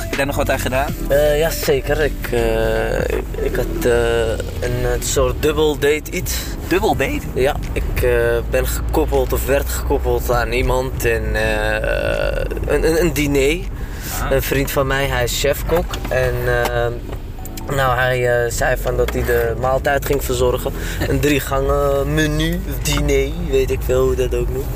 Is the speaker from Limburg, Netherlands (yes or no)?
no; Amsterdam, North Holland, Netherlands; ik ben gewoon opgegroeid in Amsterdam-Oost